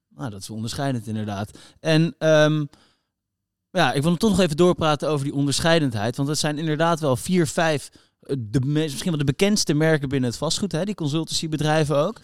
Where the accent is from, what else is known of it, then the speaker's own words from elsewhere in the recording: Netherlands; we als Nederlander